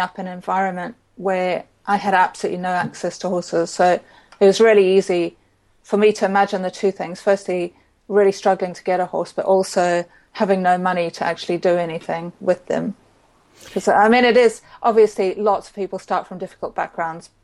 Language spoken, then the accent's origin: English; Zimbabwe; I grew up in Zimbabwe